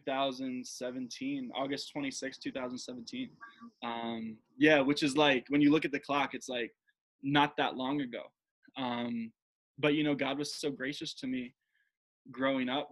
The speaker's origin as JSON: {"language": "English", "area": "Jersey Shore", "region": "New Jersey", "country": "United States", "tie": "born or raised there", "also_born_or_lived": "Denver, Colorado", "moved": "as an adult", "said": "I grew up in Jersey, at the Jersey Shore"}